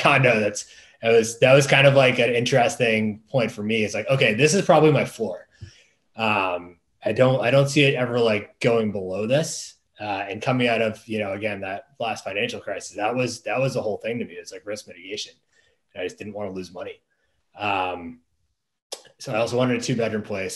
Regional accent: Boston, Massachusetts, United States; moved away as an adult; also born or lived in Washington, D.C. area / Maryland; I'm from the Boston area originally.

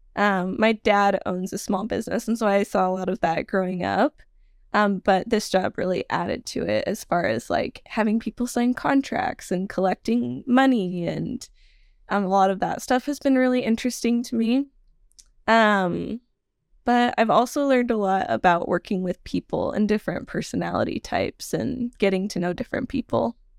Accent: Nevada, United States; also born or lived in Salmon, Idaho; I mostly grew up in Nevada

